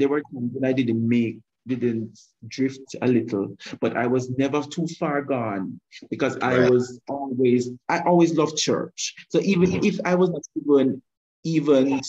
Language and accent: English; Kingston, Jamaica; born or raised there; moved away as an adult; now in Mandeville, Jamaica